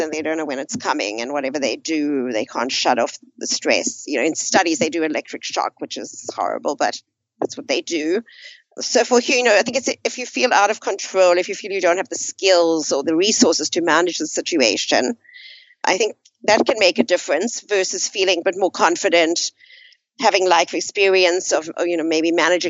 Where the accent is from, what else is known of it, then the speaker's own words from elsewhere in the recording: South Africa; moved away as an adult; I grew up in South Africa towards the last 20 years of apartheid.